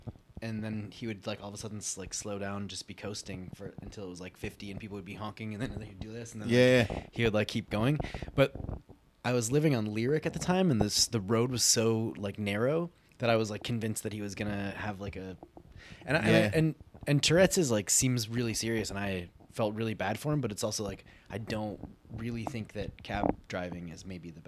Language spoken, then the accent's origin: English; Detroit, Michigan, United States; I talk about being from Detroit all the time.